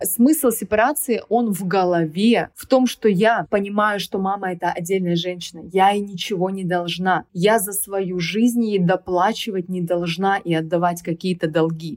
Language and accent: Russian; Krasnoyarsk, Krasnoyarsk Krai, Russia; moved away as an adult; also born or lived in Moscow / Sochi; Я уехала из Красноярска, из своего родного города, уехала в Москву